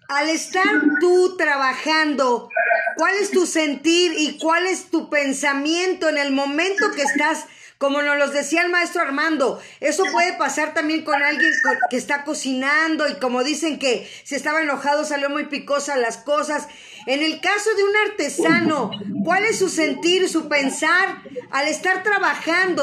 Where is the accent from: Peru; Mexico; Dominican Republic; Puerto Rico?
Mexico; así somos luego los mexicanos